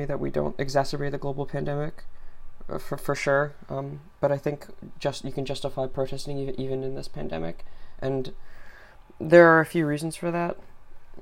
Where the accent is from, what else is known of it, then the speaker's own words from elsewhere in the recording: United States; as an American